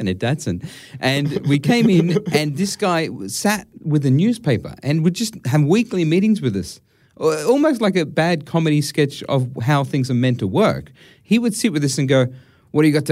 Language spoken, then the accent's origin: English; Sydney, New South Wales, Australia; Where I grew up in Western Sydney